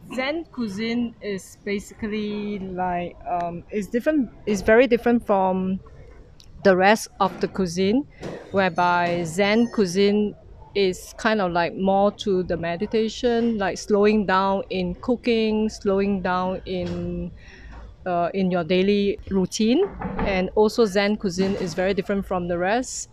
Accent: Singapore; from Singapore

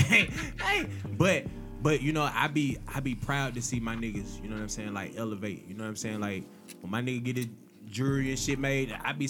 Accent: Decatur, Georgia, United States; for a nigga like me who family originated, you know what I'm saying, in the 4th Ward, even though I'm from Decatur County, I'm from Decatur all day.

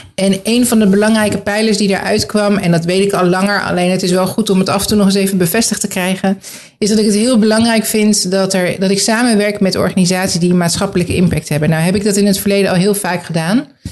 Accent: The Hague, South Holland, Netherlands; also born or lived in Groningen; now in Gouda, Netherlands; ik uit Den Haag kom

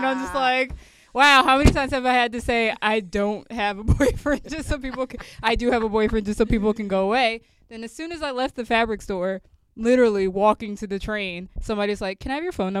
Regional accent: New Jersey, United States; also born or lived in The Bronx, New York; I'm from New Jersey.

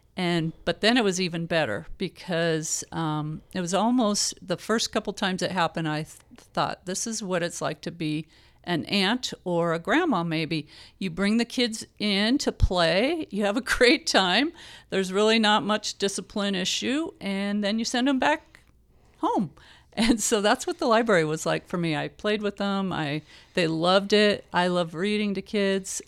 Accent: Palo Alto, California, United States; also born or lived in Fresno, United States; now in Visalia, United States; I was born in California, in the Bay Area

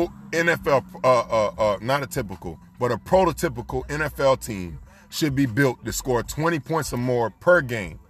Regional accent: Florida, United States; I was born in Florida.

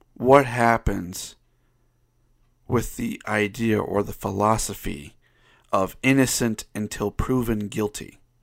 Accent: Ohio, United States; now in Utah, United States; I, I grew up in Ohio

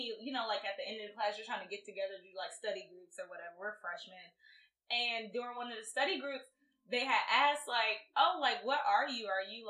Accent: United States; oh, I'm African American. They were like, oh, what country are you from? I was just like, United States.

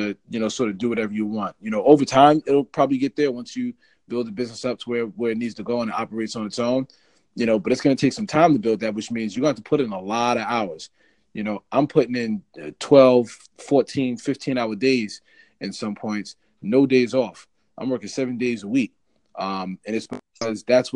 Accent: Bergen County, New Jersey, United States; I'm originally from Bergen County, which is in North Jersey.

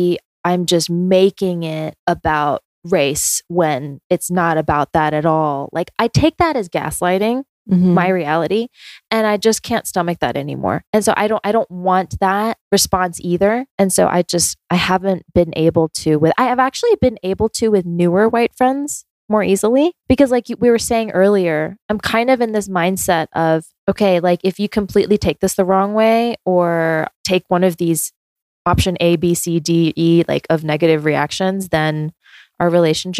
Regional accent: Georgia, United States; also born or lived in South Korea / New York City; I basically like grew up in Georgia

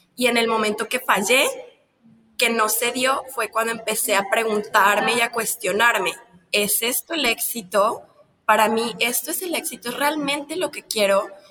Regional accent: Mexico; Yo soy de un país de Latinoamérica, de México, donde el machismo está muy fuerte

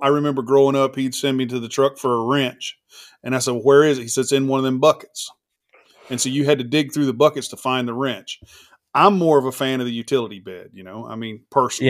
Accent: the South, United States; I'm a Southern boy

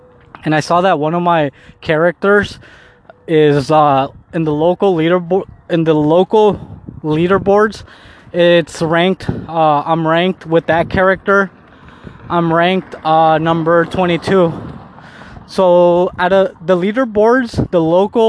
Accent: Mexico; I'm Mexican. And I was born in Mexico.

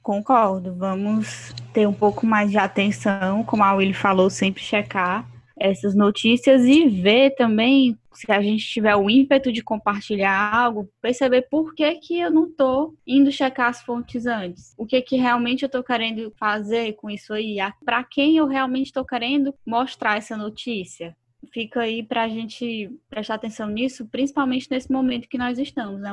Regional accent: Ceará, Brazil; accent: cearense; Baixou aqui o sotaque cearense

